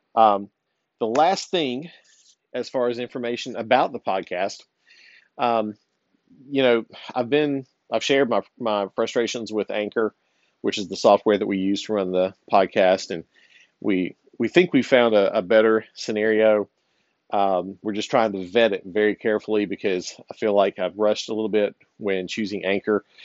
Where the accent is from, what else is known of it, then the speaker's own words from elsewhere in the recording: Virginia, United States; moved away; my home state of Virginia. Uh, I don't live there anymore